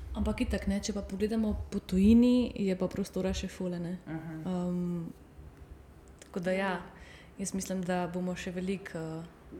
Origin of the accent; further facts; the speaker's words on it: Slovenia; Slovenci smo kar vrtičkarski, na, vrtičkarski narod